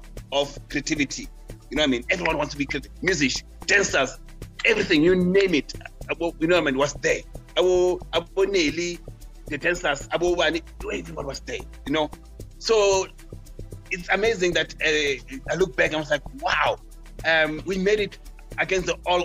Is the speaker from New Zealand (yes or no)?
no; Soweto, Gauteng, South Africa; also born or lived in Marshalltown, Johannesburg; I was a boy from Soweto who didn't know how to speak French in the early 90s